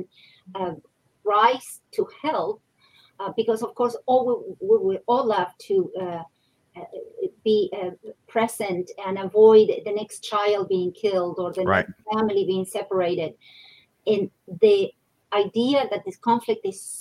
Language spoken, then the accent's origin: English; Argentina; I come from Argentina